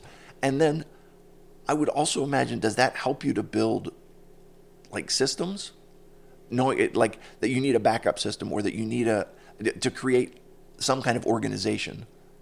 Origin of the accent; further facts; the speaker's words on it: Pittsburgh, Pennsylvania, United States; I'm from Pittsburgh